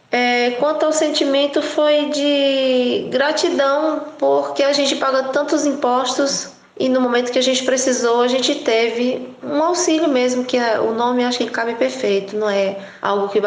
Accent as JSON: {"language": "Portuguese", "town": "Brotas de Macaúbas", "region": "Bahia", "country": "Brazil", "tie": "born or raised there", "said": "Eu resolvi fazer uma mudança que foi para a cidade da minha cidade natal, que é Brotas de Macaúbas."}